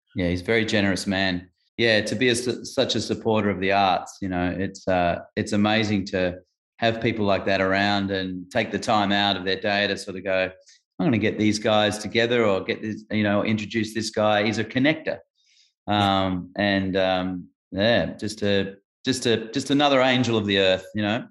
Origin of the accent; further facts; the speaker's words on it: Adelaide, South Australia, Australia; moved away; Adelaide, which is where I grew up in Adelaide, where I was born, South Australia